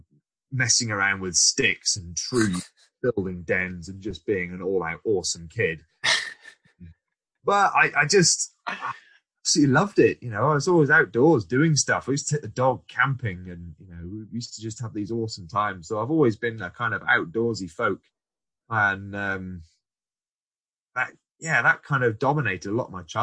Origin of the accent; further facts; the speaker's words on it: Shropshire, West Midlands, United Kingdom; I grew up in Shropshire, so my primary school